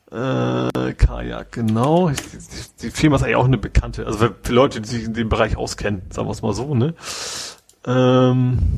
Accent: Hamburg, Germany; Globetrotter, der auch durchaus äh, kennt man ja, gerade als Hamburger

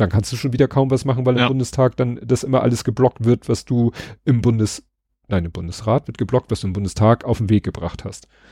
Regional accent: Hamburg, Germany; noch so im Dunstkreis von da, da, wo ich aufgewachsen bin

